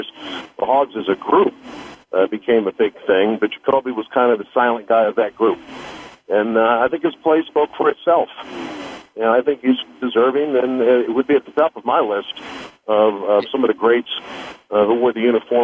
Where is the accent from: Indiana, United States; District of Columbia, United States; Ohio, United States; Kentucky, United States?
District of Columbia, United States; Washington; I grew up in Washington, D.C.